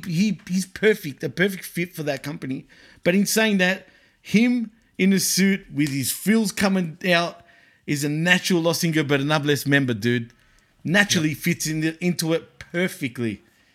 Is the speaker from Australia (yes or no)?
yes; Australia; I'm from Australia